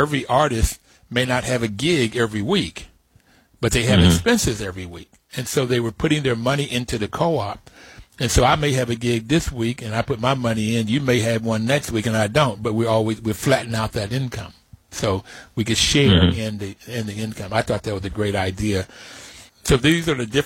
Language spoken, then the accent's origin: English; Bluefield, West Virginia, United States; moved away; I grew up in Bluefield, West Virginia